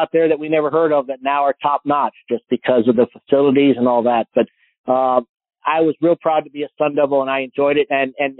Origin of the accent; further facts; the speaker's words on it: Phoenix, Arizona, United States; growing up in the Valley